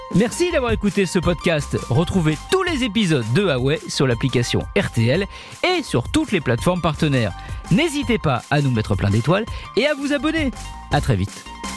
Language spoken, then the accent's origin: French; France; chez nous en France